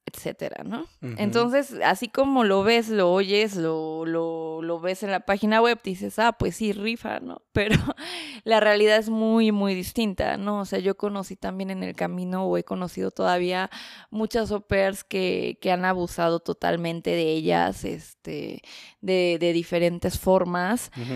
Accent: Mexico City, Mexico; first language Spanish; moved away as an adult; also born or lived in Berlin, Germany; now in Stuttgart, Germany; soy originaria de la Ciudad de México, del norte de la ciudad, de la hermosa parte colonia

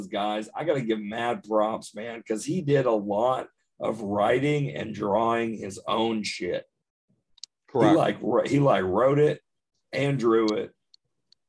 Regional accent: Odessa, Texas, United States; I grew up in Odessa, Texas

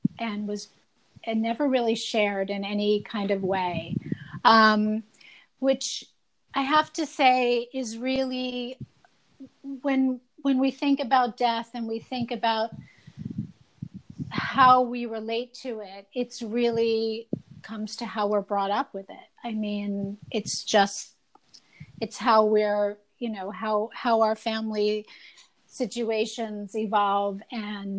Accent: New Jersey, United States; now in New York City, United States; I grew up in New Jersey

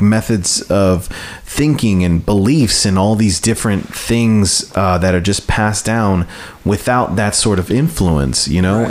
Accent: United States; me being someone who was born here and who was born as, Amer- as American and growing up, growing up as an American

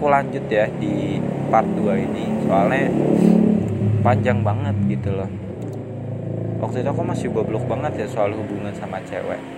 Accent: Depok, West Java, Indonesia; aku kan dari Depok nih UI itu kan ada di Depok

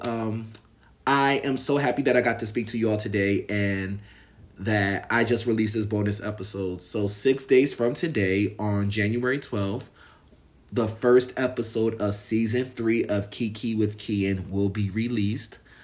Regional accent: United States; I'm American and I live here

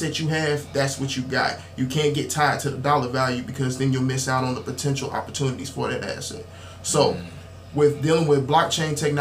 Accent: Dayton, Ohio, United States; also born or lived in Columbus, Georgia; now in Covington, United States; Originally from Dayton, Ohio. Moved to Columbus, Georgia in 2011

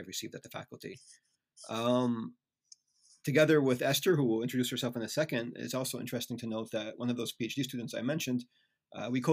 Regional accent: United States; accent: American; moved away as an adult; now in Netherlands; I'm an American. You can tell already by my accent

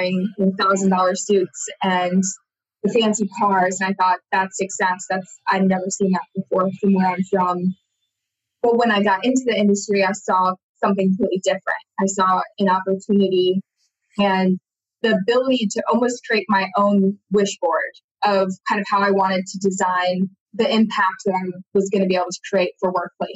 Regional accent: Iowa, United States; moved away; I'm originally from Iowa, beautiful state of Iowa in the Midwest, which a lot of people know as the flyover states. And that's where my family still is today

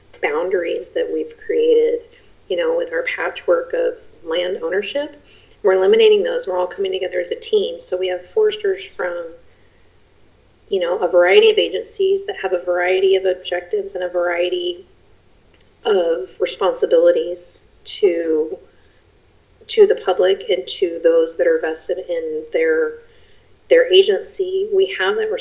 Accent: Colorado Springs, Colorado, United States; I grew up in Colorado Springs, Colorado

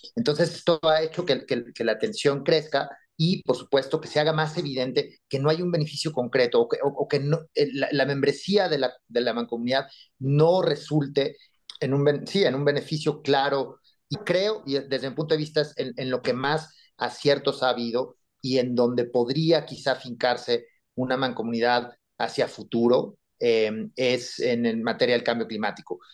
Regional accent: Mexico; nosotros como mexicanos

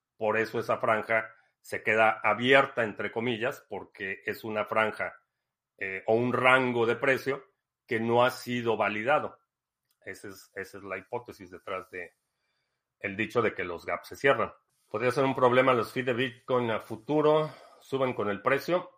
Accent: Mexico; crecí en México

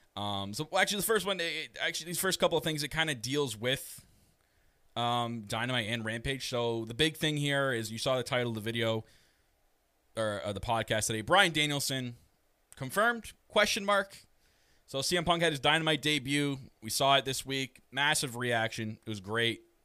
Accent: Canada; I am your Canadian prince

